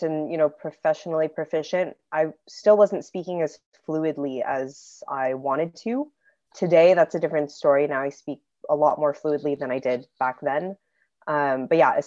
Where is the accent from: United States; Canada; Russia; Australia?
United States; Houston, Texas; accent: American; moved away as an adult; also born or lived in Queens, New York City, New York / Austin, Texas / Paris, France; now in Loire Valley, France; I am originally from Queens in New York City. And then I spent the bulk of my high school and then university in Houston and Austin, Texas, respectively.